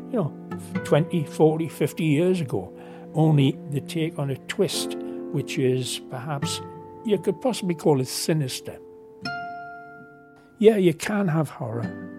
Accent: Newcastle upon Tyne, North East England, United Kingdom; moved away as an adult; also born or lived in Canada; I was born in Newcastle

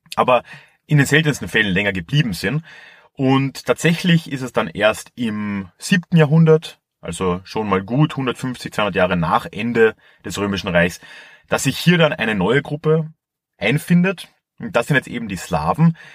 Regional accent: Carinthia, Austria; als ich hier aufgewachsen bin

